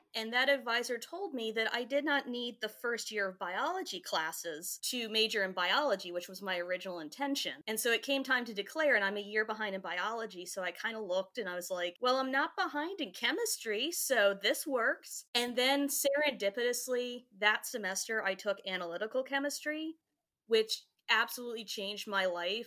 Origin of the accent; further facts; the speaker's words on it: Goldvein, Virginia, United States; Fauquier County, in a really small town